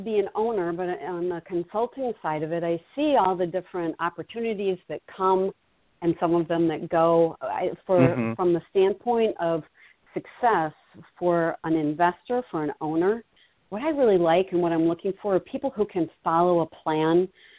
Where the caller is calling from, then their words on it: Milton, Wisconsin, United States; So right now I am looking out, I'm in Milton, Wisconsin, looking over a beautiful lake with pelicans and eagles flying by.